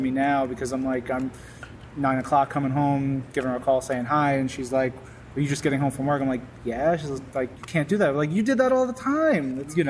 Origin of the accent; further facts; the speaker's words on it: Queens / Long Island, New York, United States; also born or lived in Miami; I was born in Miami and a month old, parents divorced. Mom moved up back home, which was Queens. So I grew up first like 8-9 years in Queens, and then we moved to right on the border of Queens and Long Island